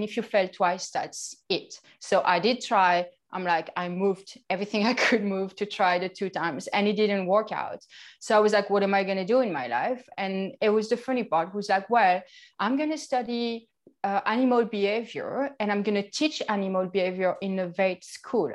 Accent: Grand Est, France; accent: French; English is a second language; moved away; I'm from France, obviously. I think you can really hear it.

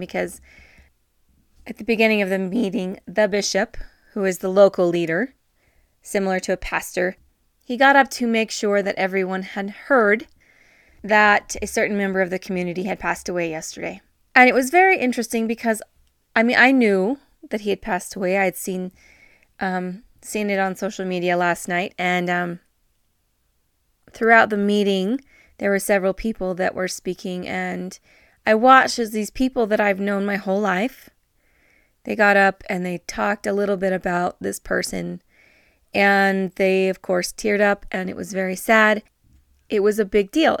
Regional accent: northern New Mexico, United States; moved away; I have been for almost the last week in my hometown. It's a very small town in northern New Mexico

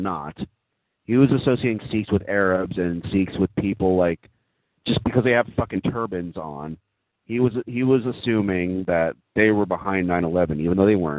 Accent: Texas, United States; I grew up in Texas

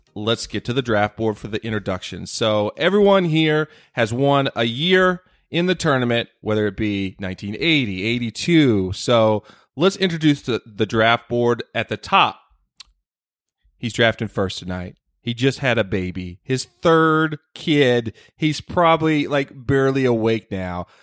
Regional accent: North Carolina, United States; my home state of North Carolina

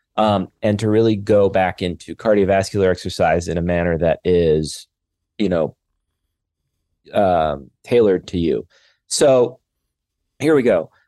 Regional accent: Canada; now in Los Angeles, United States; I'm just a Canadian guy living

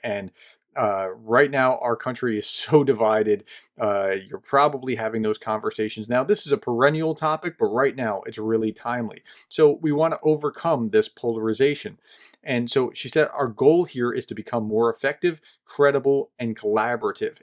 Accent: New Jersey, United States; I grew up just in New Jersey

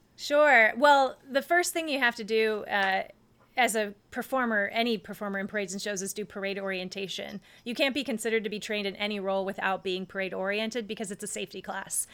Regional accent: North Carolina, United States; I grew up in North Carolina

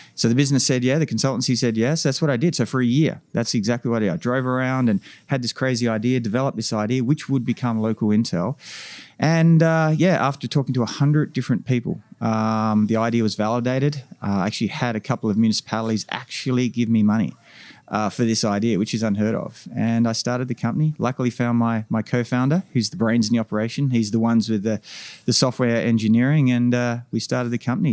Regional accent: Australia; moved away as an adult; now in North America; as an Australian coming to North America

